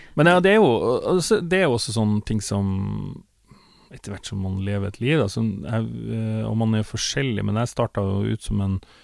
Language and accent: Norwegian; Northern Norway, Norway; now in Oslo, Norway; jeg kom jo da altså fra Nord-Norge, hadde en far som var sjarkfisker, hadde egen båt